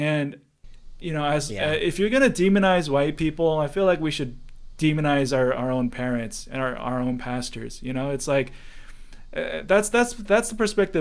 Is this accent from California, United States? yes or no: yes; Orange County, California, United States; now in Vietnam; I grew up in Orange County too